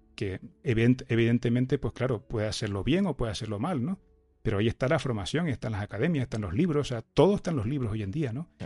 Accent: Tenerife, Canary Islands, Spain; accent: canario; yo estoy aquí en Tenerife, si no, se me notará un poquito en el acento, ¿no? En el canario

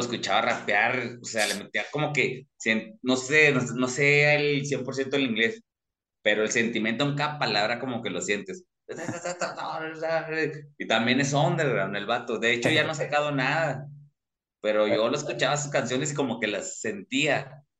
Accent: Torreón, Coahuila, Mexico; como soy de la laguna de Torreón

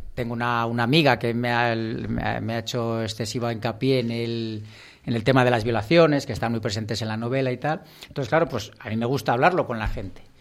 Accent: Peñafiel, Castile and León, Spain; mi pueblo, de Peñafiel

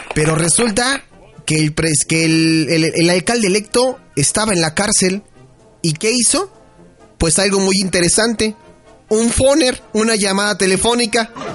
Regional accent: Mexico; lo mucho que amamos a nuestro país, lo, lo, bueno que somos como mexicanos

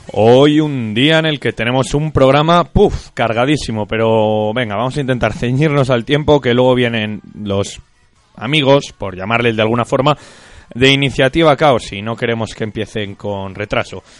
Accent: Castile and León, Spain; somos castellanos.

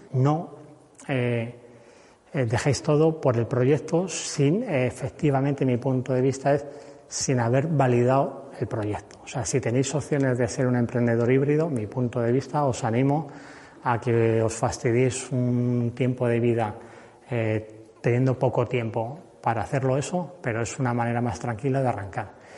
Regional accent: Cuenca, Castilla-La Mancha, Spain; Yo soy de Cuenca

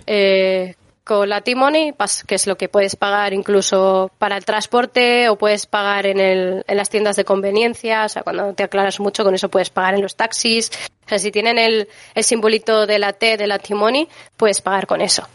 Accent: Valencia, Valencian Community, Spain; moved away as an adult; now in Seoul, South Korea; yo soy de Valencia, es una ciudad pequeña

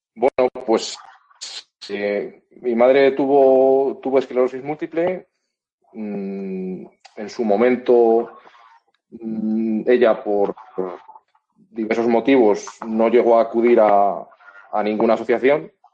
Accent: Valladolid, Castile and León, Spain; yo soy de Valladolid, mi madre es de Valladolid

